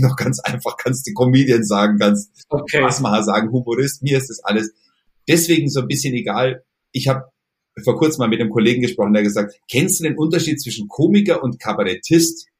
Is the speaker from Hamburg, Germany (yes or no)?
no; Kaufbeuren, Bavaria, Germany; Bei uns in Kaufbeuren gab es einen lokalen Radiosender